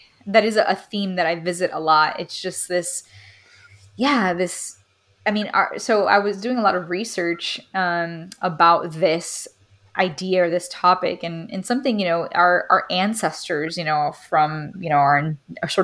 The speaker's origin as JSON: {"language": "English", "town": "Miami", "region": "Florida", "country": "United States", "tie": "born or raised there", "moved": "yes", "said": "growing up in Miami, it's a very Caribbean climate"}